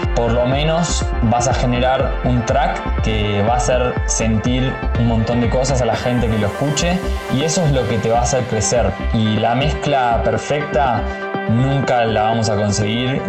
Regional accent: Buenos Aires, Argentina; nací en Palermo y hace ya más de 15 años vivo en colegiales, es decir, que pasé toda mi vida eh, viviendo acá en, en Cava

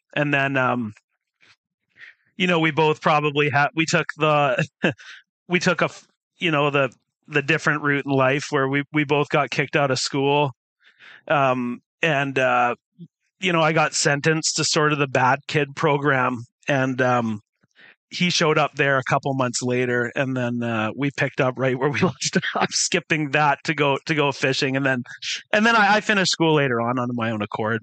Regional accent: Surrey, British Columbia, Canada; also born or lived in Summerside, Prince Edward Island / Calgary, Alberta; now in Vancouver, Canada; we lived in South Surrey uh, for a while and then moved uh, into sort of the Cloverdale area, Cloverdale Langley area. And I kind of grew up in that area for most of my teenage years

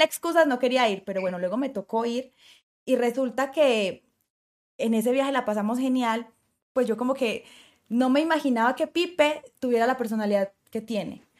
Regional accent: Colombia

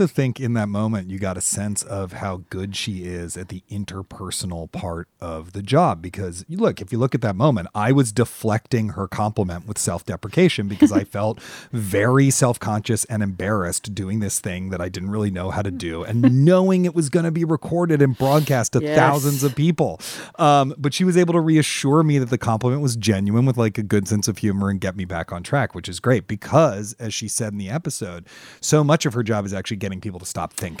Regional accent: United States; accent: standard American; where I was born, I have a kind of, you know, what we think of as standard American accent, I suppose.

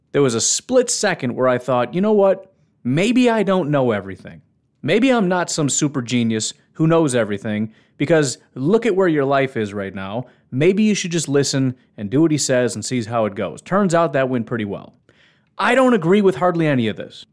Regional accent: Illinois, United States; moved away; I grew up in Illinois

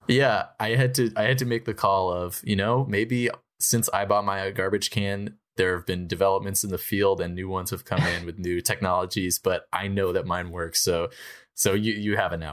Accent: New Hampshire, United States; I'm from New Hampshire

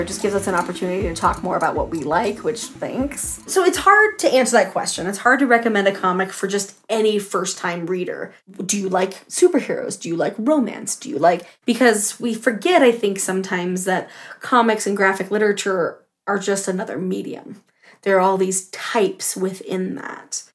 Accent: Southwest, United States; growing up in the Southwest

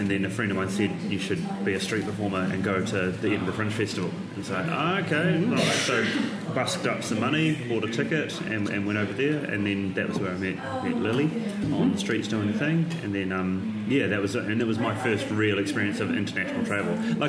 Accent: Timaru, Canterbury, New Zealand; moved away as an adult; also born or lived in Dunedin, New Zealand / Christchurch, New Zealand / Australia; now in United Kingdom; we moved to a place called Timaru, which is on the coast. It is, it's a beautiful little town, 30,000 people, and that's where I feel like I grew up.

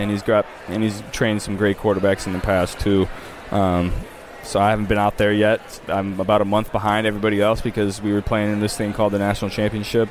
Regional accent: Ohio, United States; moved away as an adult; also born or lived in Louisiana; I was a Saints fan growing up because of Drew Brees growing up in Ohio

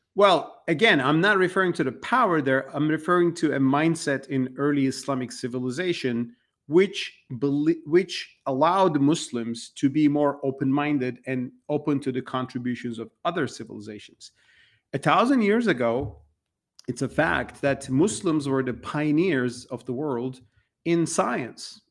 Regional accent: Turkey; moved away as an adult; now in United States; I've been writing about these things since early two thousands in my home country, Turkey. And I was living in Turkey

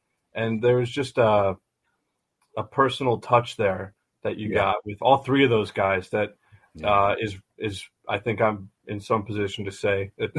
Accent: Philadelphia, Pennsylvania, United States; now in Cincinnati, United States; I'm from Philly and that Philly was, you know, that I was a season ticket holder in the River End for a season when they were first born.

